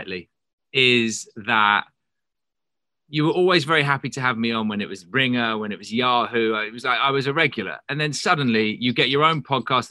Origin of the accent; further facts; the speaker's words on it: lived in England my whole life, United Kingdom; moved away as an adult; now in Los Angeles, United States; I'm British